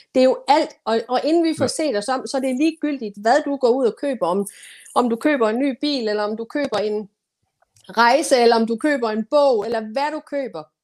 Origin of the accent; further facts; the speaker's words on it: Denmark; jeg som dansker